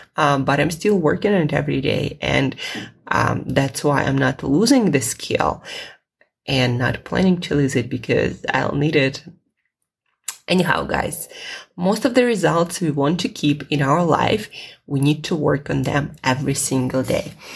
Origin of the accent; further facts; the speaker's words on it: Russia; English is a second language; English is not my first language. It's not my native language. Uh, I'm Russian